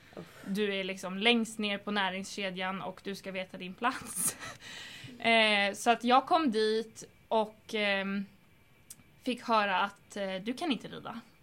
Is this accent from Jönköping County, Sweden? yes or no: no; Stockholm, Stockholm County, Sweden; den ridskolan som jag är uppvuxen på i Stockholm